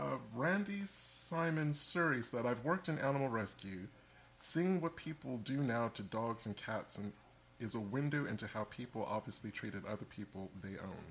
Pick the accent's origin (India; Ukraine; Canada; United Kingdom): United Kingdom; England; I'm from England.